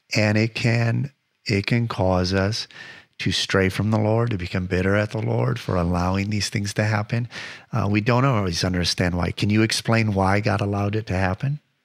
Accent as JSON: {"language": "English", "region": "Michigan", "country": "United States", "tie": "born or raised there", "said": "I grew up in Michigan"}